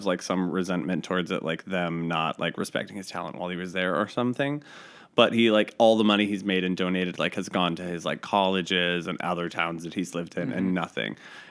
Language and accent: English; Livermore, California, United States; moved away as an adult; also born or lived in Long Beach, California / Los Angeles, California / Sacramento, California; now in New York City, United States; I am a California boy, and I'm from all over California. I was born in Long Beach, grew up a little in L.A., mostly grew up in the Bay Area in the East Bay in Livermore, and then lived in Sacramento for a number of years before I moved to New York City.